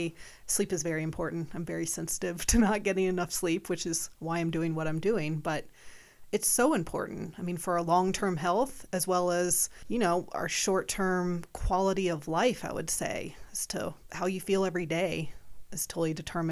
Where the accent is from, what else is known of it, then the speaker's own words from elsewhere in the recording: South Carolina, United States; moved away; Well, it was a lifestyle. I mean, I came from South Carolina, but I had gone to summer camp growing up.